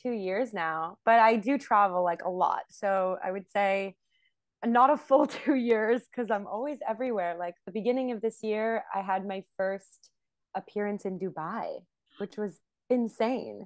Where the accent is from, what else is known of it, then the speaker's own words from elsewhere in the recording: Montreal, Quebec, Canada; moved away as an adult; also born or lived in New York City; now in Israel; I was born in Montreal